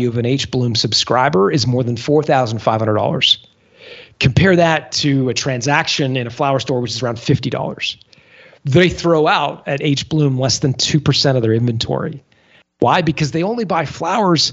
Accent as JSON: {"language": "English", "country": "Canada", "said": "as a Canadian, I'm used to the cold"}